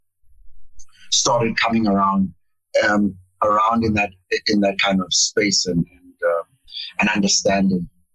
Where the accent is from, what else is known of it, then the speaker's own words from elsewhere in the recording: Cape Town, Western Cape, South Africa; moved away; also born or lived in Pretoria; I grew up in Cape Town, in a small town called Montana.